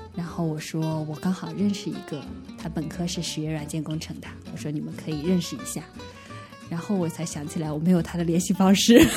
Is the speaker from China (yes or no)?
yes; Anhui, China; moved away; 我是安徽人，我们那边的直男癌非常之多